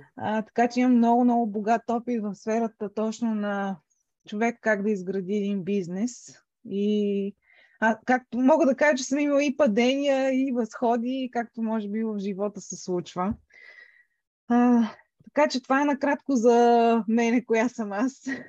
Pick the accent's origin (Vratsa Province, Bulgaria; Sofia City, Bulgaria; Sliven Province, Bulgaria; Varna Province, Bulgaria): Sofia City, Bulgaria; Sofia; moved away as an adult; now in England, United Kingdom; една голяма част от живота ми е минала в София. Това е родния ми град. Израснала съм общо взето а, там